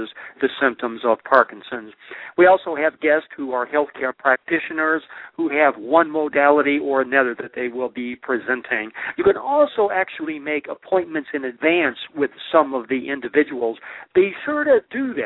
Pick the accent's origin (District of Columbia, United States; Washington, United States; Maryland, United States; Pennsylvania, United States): Washington, United States; Olympia; This is not my hometown. My hometown is Olympia, Washington.